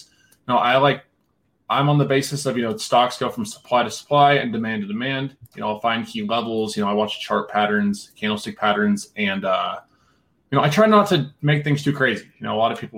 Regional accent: Nebraska, United States; moved away as an adult; also born or lived in Denver, Colorado; now in Thornton, Colorado, United States; I'm from Nebraska originally, moved to Denver 5 years ago

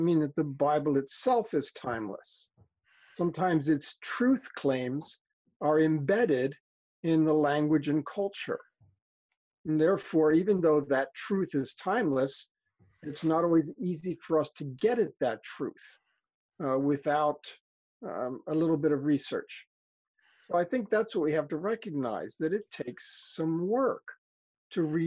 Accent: Philadelphia, Pennsylvania, United States; I grew up in Philadelphia

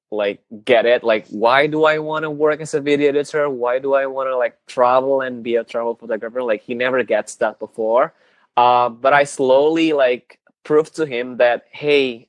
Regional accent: Jakarta, Indonesia; also born or lived in Bali; in Jakarta, where I live, my hometown

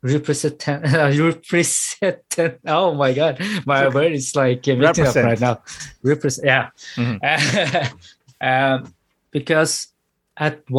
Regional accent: Norway; also born or lived in Thailand; I was born in Thailand, born and raised, and I was also raised in Norway, and I became a Norwegian

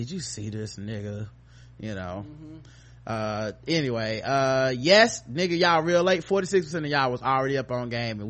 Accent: Brooklyn, New York, United States; I should have been like, I'm from Brooklyn, so it was really good.

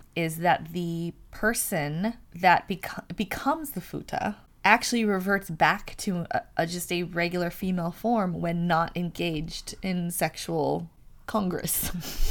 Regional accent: San Francisco, California, United States; I'm from San Francisco

